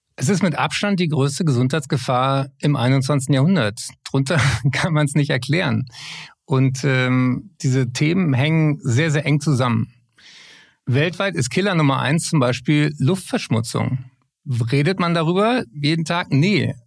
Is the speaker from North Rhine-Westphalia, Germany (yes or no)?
no; Berlin, Germany; Berlin, meine Heimatstadt